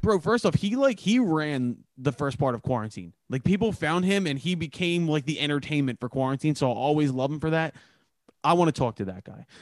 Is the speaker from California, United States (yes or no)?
no; Philadelphia, Pennsylvania, United States; I'm from Philadelphia